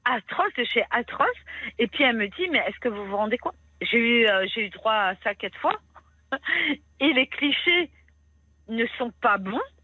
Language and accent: French; Brittany, France; je suis bretonne